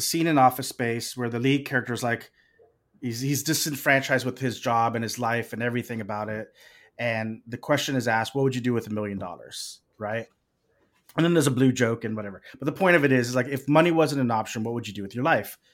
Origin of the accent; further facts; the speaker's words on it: Corpus Christi, Texas, United States; they shot The Legend of Billie Jean in my hometown